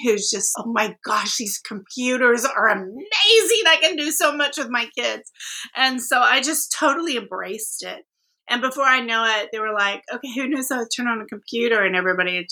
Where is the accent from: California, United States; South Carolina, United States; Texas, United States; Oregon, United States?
Texas, United States; Austin; also born or lived in Tulsa, Oklahoma; I'm from Austin, but I was born in Tulsa, Oklahoma. And my parents, we moved here when I was about 18 months